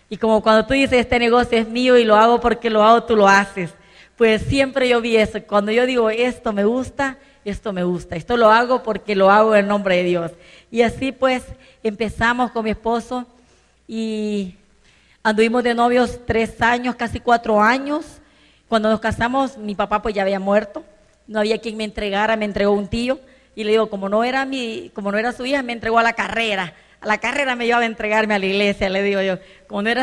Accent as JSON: {"language": "Spanish", "region": "San Vicente", "country": "El Salvador", "tie": "born there", "moved": "yes", "said": "yo nací en San Vicente, en una ciudad de El Salvador"}